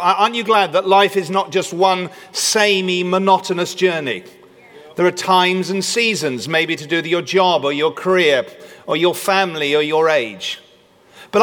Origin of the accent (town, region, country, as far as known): United Kingdom